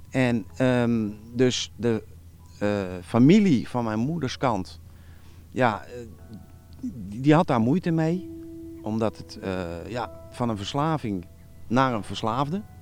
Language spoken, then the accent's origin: Dutch; Netherlands; ben een Nederlander.